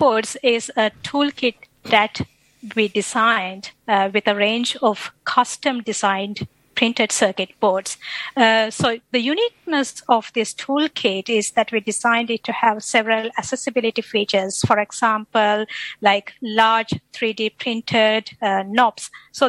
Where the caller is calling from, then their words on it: Brisbane, Queensland, Australia; I'm connecting from Brisbane, so I'm attached to Robotics and Autonomous Systems Group at CSIRO